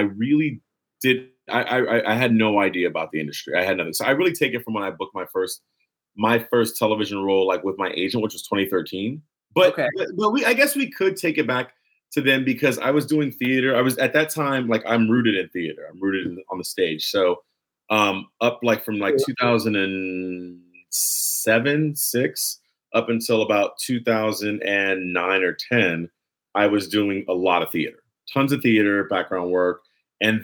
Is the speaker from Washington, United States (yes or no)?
no; Los Angeles, California, United States; Los Angeles. I'm from here